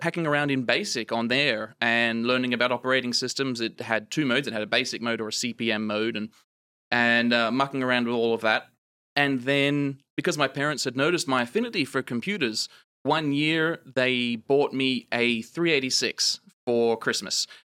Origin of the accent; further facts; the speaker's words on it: Australian outback, Australia; accent: Australian; moved away; I grew up in the Australian outback, if you can't tell due to, of my accent, um, not an American